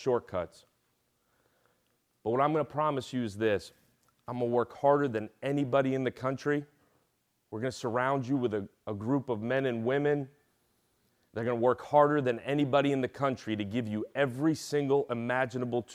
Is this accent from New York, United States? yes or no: yes; New York City, New York, United States; moved away; I'm the son of immigrants. I grew up in Brooklyn, New York, without a whole lot of anything